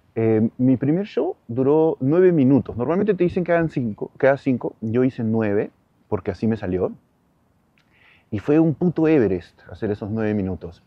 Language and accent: Spanish; Peru; now in Madrid, Spain; todos los espacios que he estado en el Perú